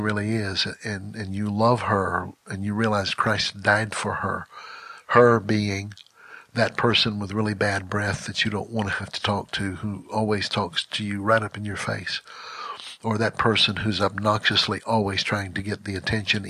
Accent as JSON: {"language": "English", "region": "Mississippi", "country": "United States", "tie": "born or raised there", "moved": "as an adult", "lives_now": "Texas, United States", "said": "I was born and raised in Mississippi, but I grew up in Texas"}